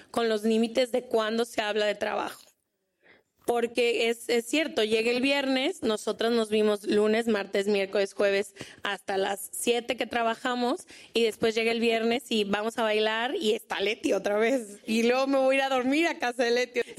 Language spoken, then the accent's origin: Spanish; Honduras; ¿De dónde eres? De Honduras.